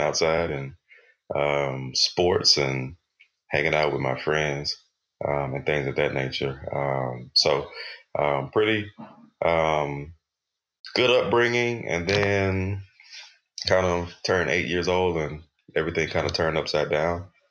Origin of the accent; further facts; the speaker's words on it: Texas, United States; I grew up in in Texas